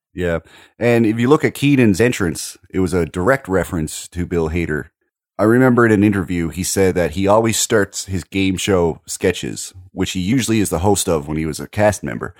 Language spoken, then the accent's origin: English; Maritime provinces, Canada; as a Canadian